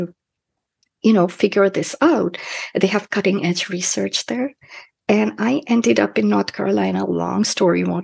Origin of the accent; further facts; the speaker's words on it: Kolkata, West Bengal, India; moved away as an adult; now in United States; where I grew up in Calcutta